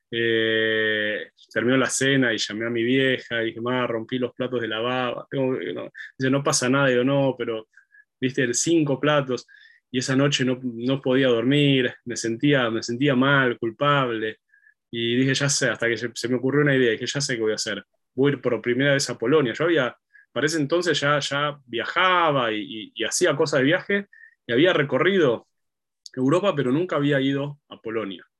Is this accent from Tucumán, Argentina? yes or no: no; Buenos Aires, Argentina; yo soy de, Argentina, de Buenos Aires, la ciudad de Buenos Aires